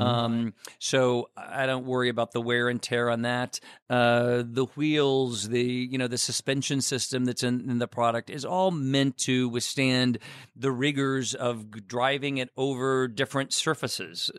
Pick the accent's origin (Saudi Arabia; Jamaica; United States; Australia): United States; Chicago, Illinois; I'm in Chicago, our home base. Uh, you know, I'm a Chicagoan